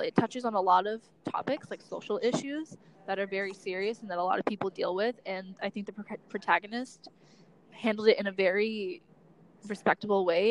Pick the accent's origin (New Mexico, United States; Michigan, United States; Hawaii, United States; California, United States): California, United States; Southern; moved away as an adult; now in Washington, D.C., United States; I'm from Southern California